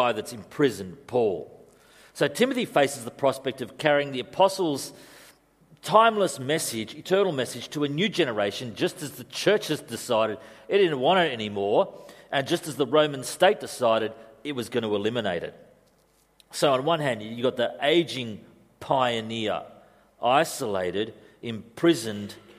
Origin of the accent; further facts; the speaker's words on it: Australia; also born or lived in Europe; being Australian